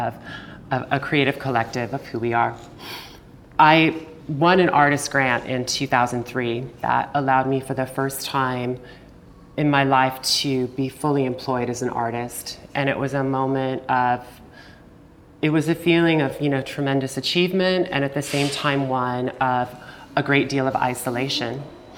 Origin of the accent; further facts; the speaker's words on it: Lincoln, Nebraska, United States; my hometown of Lincoln, Nebraska, where my business partner and I were friends in high school